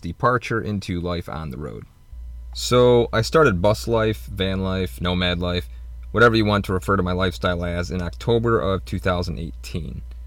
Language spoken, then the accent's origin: English; Michigan, United States; moved away as an adult; I was born and raised in Michigan